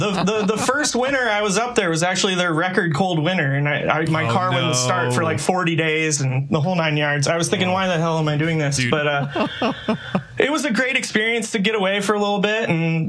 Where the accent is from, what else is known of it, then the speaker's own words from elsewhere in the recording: Lawrence, Kansas, United States; also born or lived in Minnesota; I'm actually a Lawrence native. I'm a townie. Right on. I grew up in Lawrence.